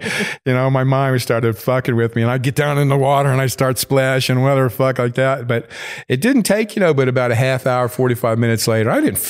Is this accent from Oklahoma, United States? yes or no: no; North Carolina, United States; also born or lived in Wisconsin; now in Los Angeles, United States; I grew up in North Carolina. Mm-hmm. And then, like I said, my father was 82nd Airborne. Mm-hmm. And then 4 years of high school in Wisconsin.